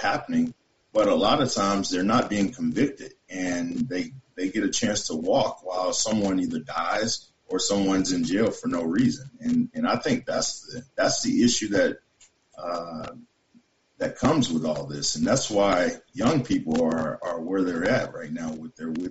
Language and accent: English; the South, United States; moved away; also born or lived in Great Falls, Montana; I'm from the South. I know my mom raised me, single mom.